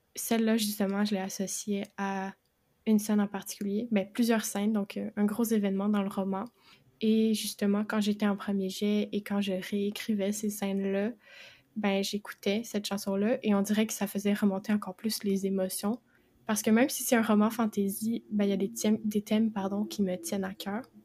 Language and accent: French; Quebec, Canada; je suis québécoise